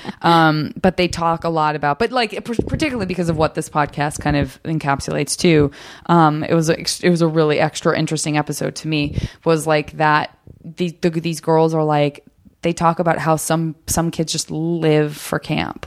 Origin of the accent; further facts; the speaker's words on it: Arizona, United States; I'm from Arizona